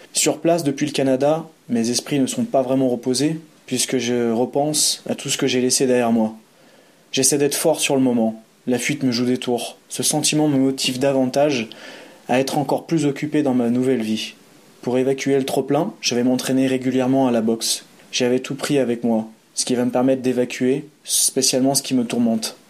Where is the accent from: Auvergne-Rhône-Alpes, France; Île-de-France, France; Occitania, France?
Auvergne-Rhône-Alpes, France; Aix-les-Bains; moved away as an adult; now in Geneva, Switzerland; ma ville natale, Aix-les-Bains.